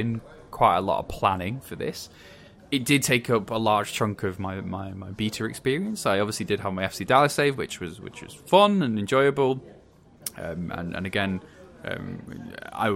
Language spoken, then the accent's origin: English; Wales, United Kingdom; as a Welshman